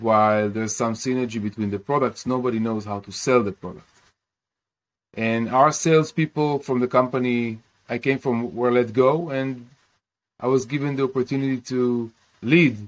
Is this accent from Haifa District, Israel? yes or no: yes; Kiryat Bialik, Haifa District, Israel; I grew up in Kiryat Bialik in Israel.